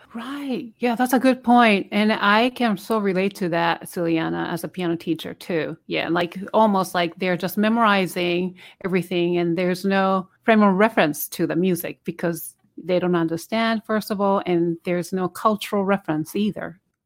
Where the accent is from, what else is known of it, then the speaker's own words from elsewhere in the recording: Japan; English is a second language; moved away as an adult; now in United States; this is my, obviously my second language. And then for twenty years, I couldn't speak because the way they teach you, uh, English language in Japan